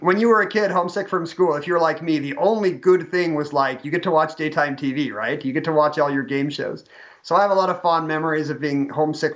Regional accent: Seattle, Washington, United States; also born or lived in Salt Lake City; I'm from Seattle. We moved back here, almost 15 years ago.

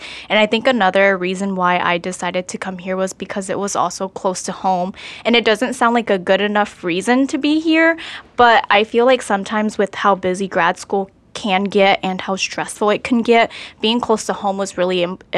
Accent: Hickory, North Carolina, United States; I'm from Hickory, North Carolina

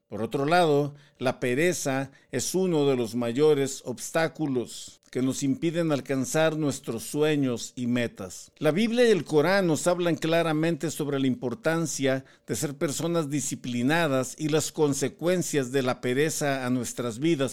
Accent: Tampico, Tamaulipas, Mexico; yo soy de la costa, yo soy de Tampico, Tamaulipas

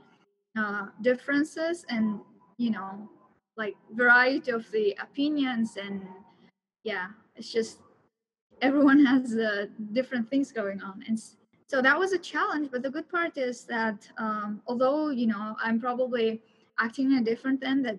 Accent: Turkmenistan; moved away as an adult; now in United States; I'm from Turkmenistan

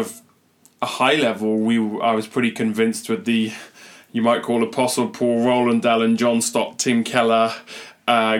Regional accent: England, United Kingdom; moved away as an adult; now in Dublin, Ireland; I was raised in England

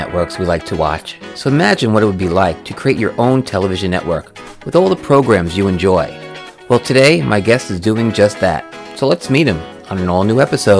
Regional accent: Long Island, New York, United States; You're a Long Island person, just like myself.

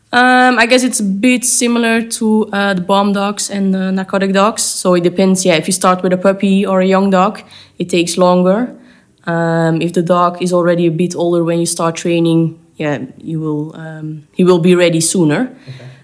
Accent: Belgium; I live in Belgium. I grew up in Belgium, but I work in the Netherlands.

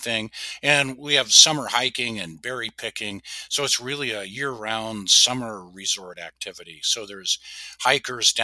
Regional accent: the Northwest, Pacific Northwest, United States; moved away as an adult; now in Alaska, United States; I grew up in the Northwest

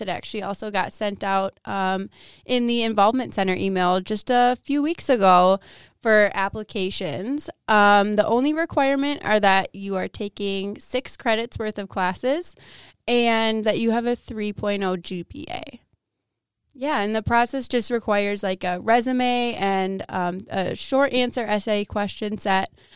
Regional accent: Waukesha, Wisconsin, United States; now in Menomonie, United States; I'm originally from Waukesha, Wisconsin, which comes uh, just outside of Milwaukee, Wisconsin.

